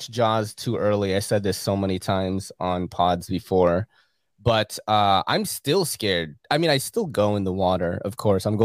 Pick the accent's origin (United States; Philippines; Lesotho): Philippines; you know, because in the Philippines, um, growing up in the Philippines in the '80s when a movie is out, you're all watching it